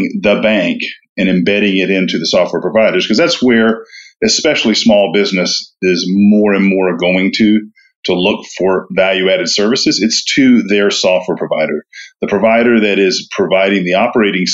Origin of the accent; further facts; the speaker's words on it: Knoxville, Tennessee, United States; moved away as an adult; also born or lived in Auburn, Alabama; now in Atlanta, United States; I grew up in East Tennessee, Knoxville, Tennessee